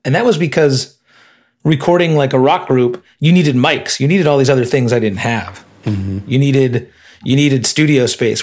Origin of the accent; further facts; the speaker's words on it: Illinois, United States; moved away as an adult; I grew up in Illinois